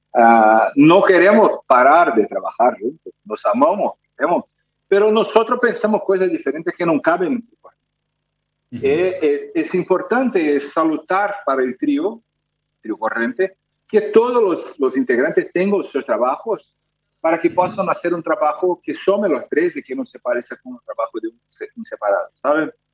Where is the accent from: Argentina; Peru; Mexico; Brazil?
Brazil; Spanish is a second language; yo, yo soy brasileño, nunca tuve clase de, de, español